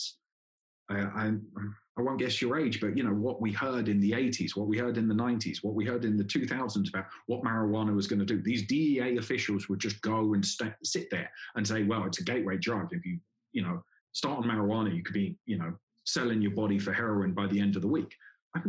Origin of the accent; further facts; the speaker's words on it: England, United Kingdom; moved away as an adult; also born or lived in Colombia; Obviously, I come from England